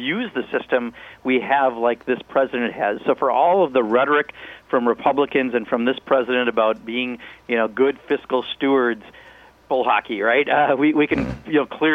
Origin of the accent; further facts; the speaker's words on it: Kenosha, Wisconsin, United States; My hometown, Kenosha, Wisconsin